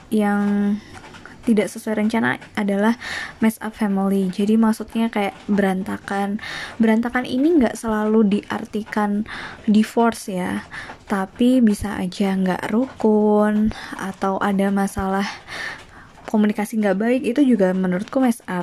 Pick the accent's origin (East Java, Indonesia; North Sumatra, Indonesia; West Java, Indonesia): East Java, Indonesia; Kediri; now in Bandung, Indonesia; Uh, di sini eh ya aku tuh asalnya dari Jawa Timur, dari Kediri, tapi sekarang lagi di Bandung.